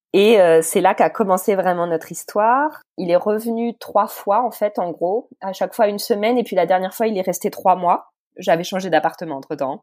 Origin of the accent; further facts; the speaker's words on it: Brittany, France; accent: French; moved away as an adult; also born or lived in Nièvre; now in Lübeck, Germany; Je suis née dans le centre de la France. J'ai grandi vraiment, enfin, j'ai passé mon adolescence euh, et j'ai grandi en Bretagne.